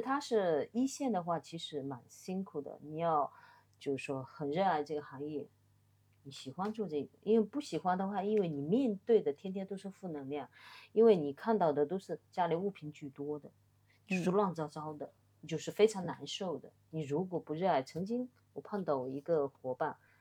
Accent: Wenzhou, Zhejiang, China; now in Shanghai, China; 这个跟我的那个出生也有关系，就是我嗯。们浙江的话基本上以做生意为主

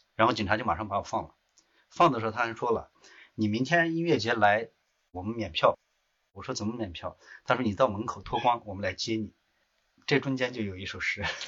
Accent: Qinghai, China; now in Beijing, China; 我出生在青海。怎么说呢？呃，我是在那个崑崙山东段的青山山下长大的

